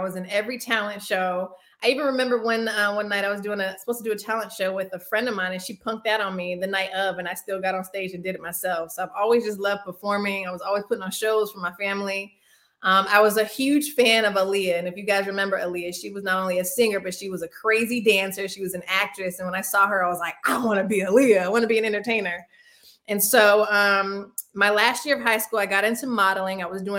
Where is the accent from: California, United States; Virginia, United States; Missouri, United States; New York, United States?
California, United States; Los Angeles; also born or lived in Winston-Salem; now in Atlanta, United States; So I'm originally from Los Angeles, California, but I also claim Winston-Salem as home. But I currently reside in Atlanta, Georgia.